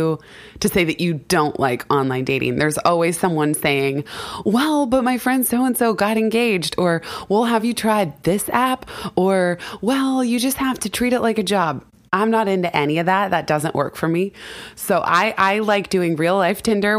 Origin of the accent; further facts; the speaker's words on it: California, United States; now in New York, United States; I grew up in California.